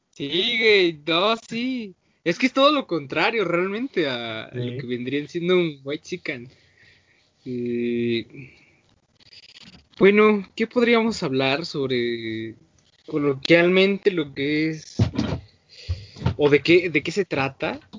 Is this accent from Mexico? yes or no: yes; Mexico; es que yo soy orgullosamente mexicano, güey, pero tengo raíces gringas, güey, ¿no?